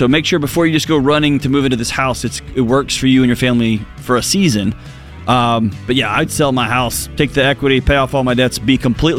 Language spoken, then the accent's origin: English; Houston, Texas, United States; now in Nashville, United States; I grew up in Houston.